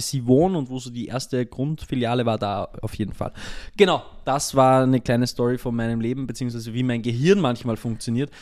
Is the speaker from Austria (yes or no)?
yes; Austria; now in Linz, Austria; zumindest bei uns in Österreich